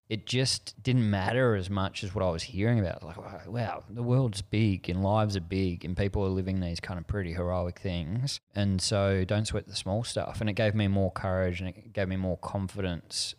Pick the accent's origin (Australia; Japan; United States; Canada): Australia; Frankston, Victoria; I grew up in Frankston at the end of the train line, Victoria, down Gateway to the Mornington Peninsula